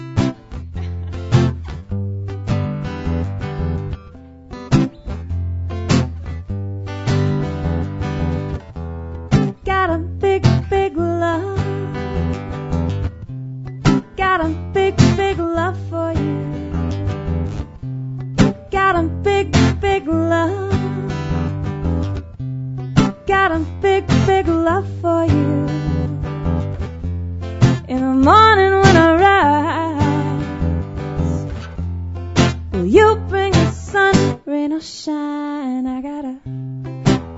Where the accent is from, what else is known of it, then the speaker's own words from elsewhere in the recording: Edson, Alberta, Canada; moved away; Edson, Alberta, where I was born